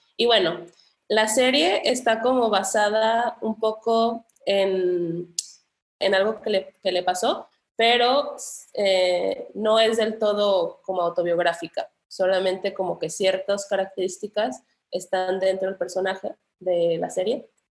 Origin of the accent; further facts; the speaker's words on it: Colima, Mexico; also born or lived in Guadalajara, Jalisco; Hice toda la secundaria y prepa en Colima. Entonces soy como bueno, me considero más colimense que tapatía, pero soy, soy la fusión.